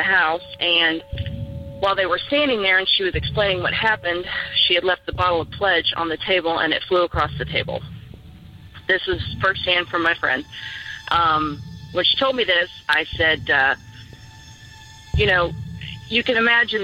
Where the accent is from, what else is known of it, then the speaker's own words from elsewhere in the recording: Kansas, United States; moved away; I'm from Kansas, too, originally